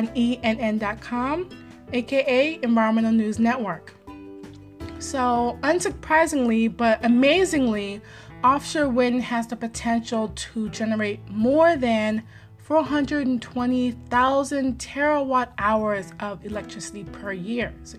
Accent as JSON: {"language": "English", "region": "Maryland", "country": "United States", "said": "my home state."}